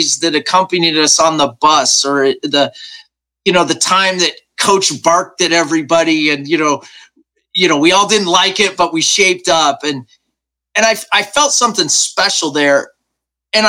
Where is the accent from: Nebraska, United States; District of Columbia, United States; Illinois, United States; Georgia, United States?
Nebraska, United States; I was raised right here in Nebraska, very just middle-class, small-town kid